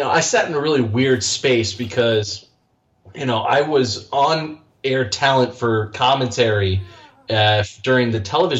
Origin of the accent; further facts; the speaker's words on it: right outside D.C., Northern Virginia, United States; moved away as an adult; now in Florida, United States; I was born and raised in right outside D.C., Northern Virginia